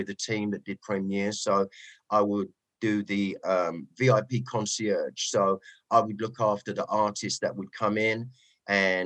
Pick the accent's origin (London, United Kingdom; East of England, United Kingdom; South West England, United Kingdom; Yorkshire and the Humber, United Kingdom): London, United Kingdom; accent: Cockney; moved away as an adult; now in Los Angeles, United States; Suburb of East London, on the verge of borders of Dagenham, a place called Goodmayes, Ilford.